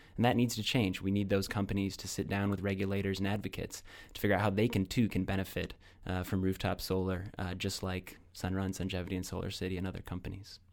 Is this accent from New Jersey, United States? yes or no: no; Iowa, United States; moved away; I'm very proud of my home state of Iowa